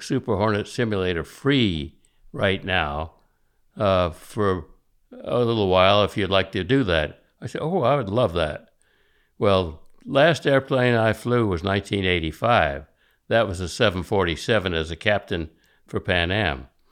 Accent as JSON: {"language": "English", "town": "Miami", "region": "Florida", "country": "United States", "tie": "born or raised there", "said": "I was born there in nineteen thirty"}